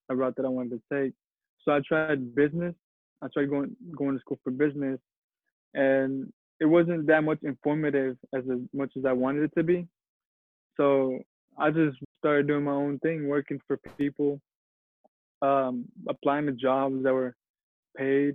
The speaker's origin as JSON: {"language": "English", "town": "Oklahoma City", "region": "Oklahoma", "country": "United States", "tie": "born or raised there", "also_born_or_lived": "Los Angeles, California", "said": "I grew up on the south side of Oklahoma City, but I was born in Los Angeles, California."}